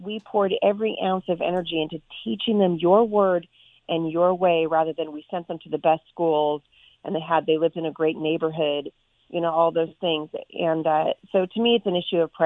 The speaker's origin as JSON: {"language": "English", "town": "Portland", "region": "Oregon", "country": "United States", "tie": "born or raised there", "also_born_or_lived": "Vancouver, Washington", "said": "I grew up in Portland, Oregon, and we live just about 15 minutes from Portland now."}